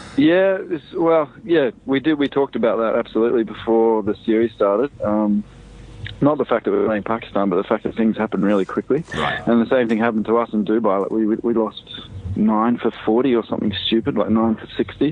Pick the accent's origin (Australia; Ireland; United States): Australia; Sydney, New South Wales; moved away as an adult; also born or lived in Dunedin; I grew up in Sydney. Uh, I went to school in Sydney